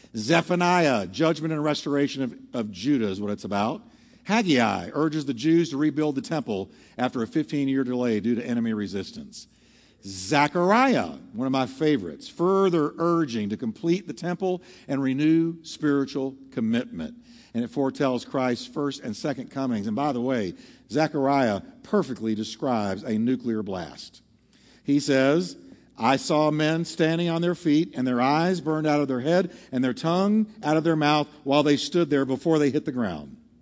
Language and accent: English; Texas, United States; I'm from Texas